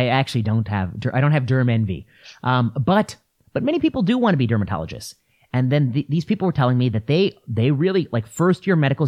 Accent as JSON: {"language": "English", "town": "La Porte", "region": "Indiana", "country": "United States", "tie": "born or raised there", "said": "I grew up in La Porte, Indiana, which is Rust Belt, tough place."}